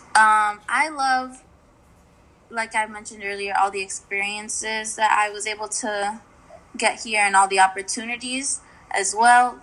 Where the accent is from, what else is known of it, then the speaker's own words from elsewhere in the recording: Yonkers, New York, United States; moved away as an adult; now in Oswego, United States; I'm from Yonkers